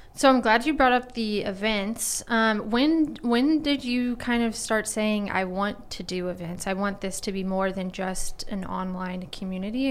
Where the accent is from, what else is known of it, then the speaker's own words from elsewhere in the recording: Rockwall, Texas, United States; also born or lived in Austin / Dallas; I'm from Rockwall